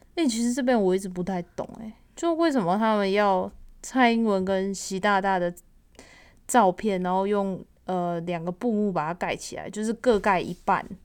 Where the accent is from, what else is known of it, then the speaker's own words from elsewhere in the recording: Taiwan; 我们算是外省人嘛